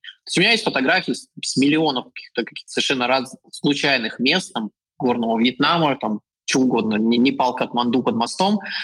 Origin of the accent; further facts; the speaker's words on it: Ufa, Bashkortostan, Russia; moved away as an adult; also born or lived in Novosibirsk, Russia / China / New Zealand / Chile; now in Poland; я жил в России, там я а, родился и вырос, и потом я учился в Новосибирске